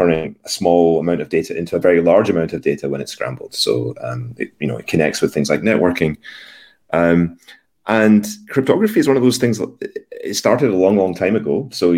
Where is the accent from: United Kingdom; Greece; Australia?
United Kingdom; Scotland; born there; moved away as an adult; also born or lived in London; So I was born in Scotland a long, long time ago.